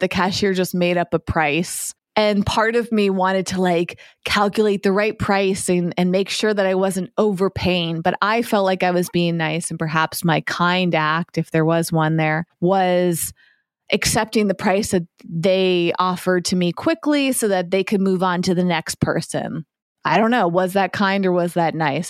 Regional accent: East Coast of the United States, United States; now in West Coast, United States; I grew up on the East Coast and I've been living on the West Coast

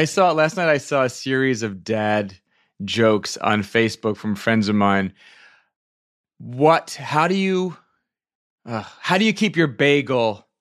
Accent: Virginia, United States; also born or lived in upstate New York; I'm from Virginia. Well, I'm from, from upstate New York, but I was raised in Virginia, so I started going to arena stage as a kid

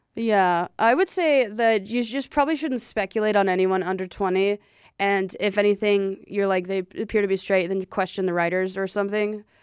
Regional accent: the South, United States; I'm from the South

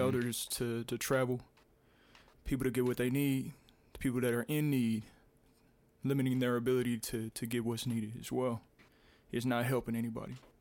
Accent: Minnesota, United States; in my home state

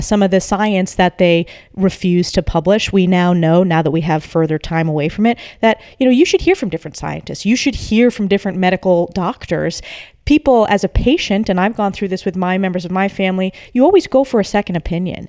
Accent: New York, United States; my home state of New York

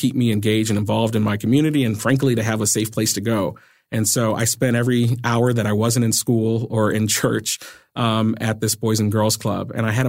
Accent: Massachusetts, United States; I grew up in Western Massachusetts, in a poor neighborhood. Both of my parents were 16 years old when I was born.

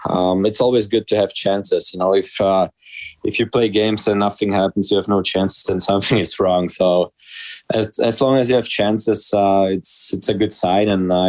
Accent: Czechia; English is a second language; So when I was born in Czech, obviously like in Czech, hockey is number one sport.

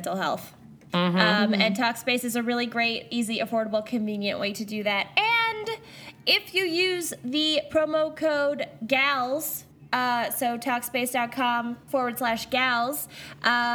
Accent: United States; moved away as an adult; now in South Africa; I am an American and I am a resident of South Africa, but I'm not a citizen of South Africa

